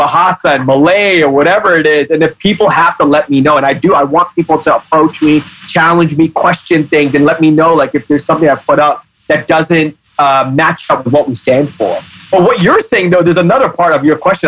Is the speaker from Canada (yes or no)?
no; Hong Kong; me being a minority in Hong Kong, I'm Pakistani. So me growing up in Hong Kong